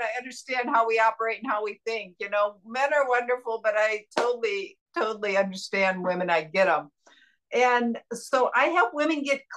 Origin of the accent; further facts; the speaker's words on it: Indiana, United States; moved away as an adult; now in San Diego, United States; I was born in Indiana.